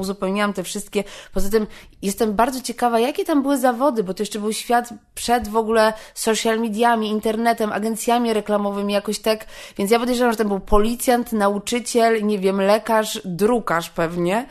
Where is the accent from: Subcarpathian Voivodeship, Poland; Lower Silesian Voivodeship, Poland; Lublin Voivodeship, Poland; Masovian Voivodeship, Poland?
Masovian Voivodeship, Poland; Warsaw; ja jestem z Warszawy.